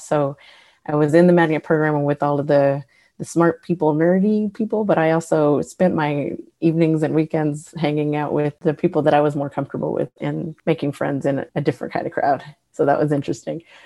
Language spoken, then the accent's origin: English; Houston, Texas, United States; I grew up in Houston, born and raised